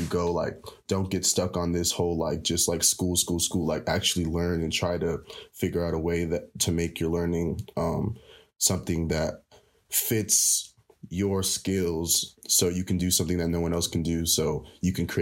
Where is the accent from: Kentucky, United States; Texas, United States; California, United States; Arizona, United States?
California, United States; Rialto; I am from Rialto, Southern California